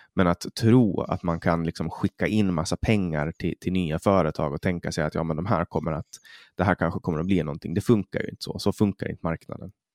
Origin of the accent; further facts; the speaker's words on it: Finland; Vi är svenskspråkiga i Finland